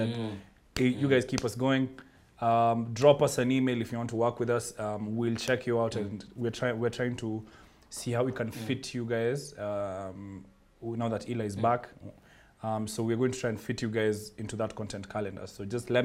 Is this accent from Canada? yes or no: no; Kenya; I'm Kenyan